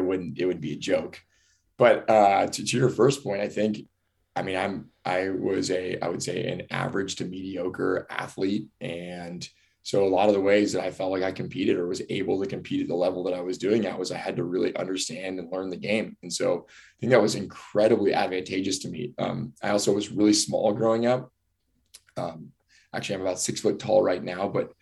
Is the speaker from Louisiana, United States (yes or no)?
no; Southern California, United States; moved away as an adult; now in Northern California, United States; I grew up in Southern California, went to Harvard Westlake High School, went to UCLA, went to LMU.